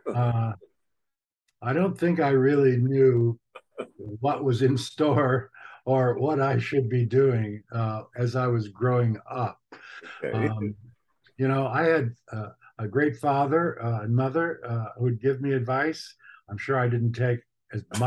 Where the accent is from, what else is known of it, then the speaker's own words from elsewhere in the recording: United States; we Americans